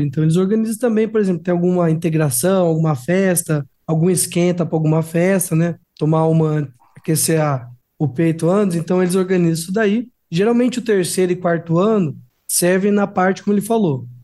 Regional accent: Piracicaba, São Paulo, Brazil; also born or lived in Jataí, Goiás; eu sou nativo, então eu nasci aqui em Piracicaba

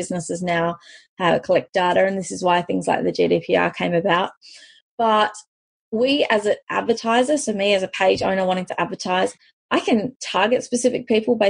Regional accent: South Africa; moved away; I'm originally from South Africa

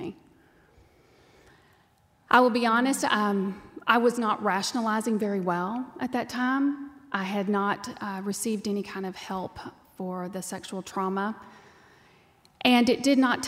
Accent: Texas, United States; accent: twang; you can tell by the twang that I'm from Texas. I was raised on a dirt ranch.

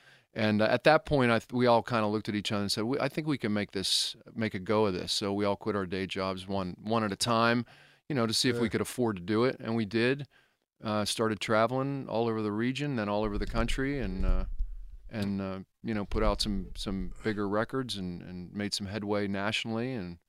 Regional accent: Connellsville, Pennsylvania, United States; I grew up in Connellsville in Fayette County. I, you know, grew up going to Three Rivers Stadium, seeing Pirate games with my dad when I was a kid.

